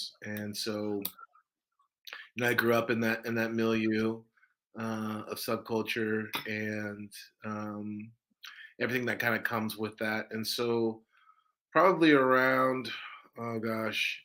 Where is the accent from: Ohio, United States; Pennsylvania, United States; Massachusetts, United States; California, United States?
California, United States; Orange County, Southern; I'm from Southern California. I grew up in Southern California, in the late 80s and the 90s